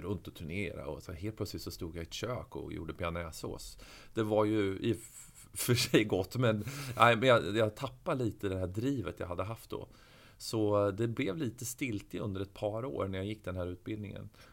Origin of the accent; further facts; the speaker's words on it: Örebro, Örebro County, Sweden; jag är född och uppväxt i Örebro